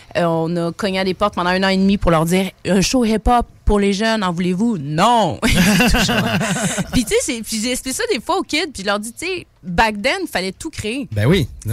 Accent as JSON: {"language": "French", "town": "Quebec City", "region": "Quebec", "country": "Canada", "tie": "born or raised there", "said": "Mon père est sénégalais, ma mère est québécoise. J'ai grandi à Limoilou"}